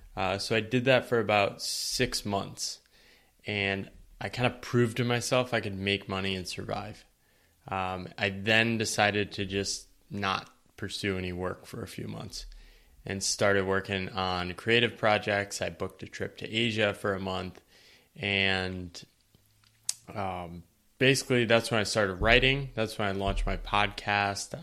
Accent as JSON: {"language": "English", "region": "eastern Connecticut", "country": "United States", "tie": "born or raised there", "moved": "yes", "said": "I grew up in a small town in eastern Connecticut."}